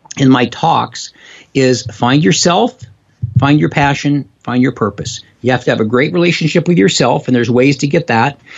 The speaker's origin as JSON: {"language": "English", "town": "Spokane", "region": "Washington", "country": "United States", "tie": "born or raised there", "also_born_or_lived": "Seattle, Washington / Bothell, Washington", "lives_now": "Issaquah, United States", "said": "I grew up in Spokane, Washington. I now live in Seattle area, actually in Issaquah"}